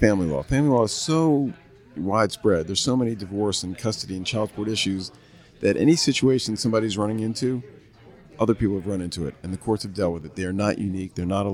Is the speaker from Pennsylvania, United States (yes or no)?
no; New Orleans, Louisiana, United States; moved away as an adult; also born or lived in Boston; now in Atlanta, United States; I grew up in New Orleans